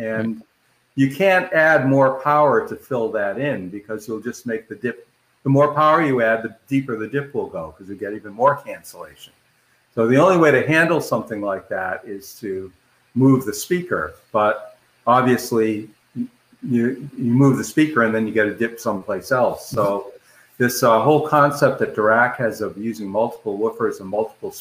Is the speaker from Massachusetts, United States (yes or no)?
yes; Boston, Massachusetts, United States; I grew up in the Boston area of Massachusetts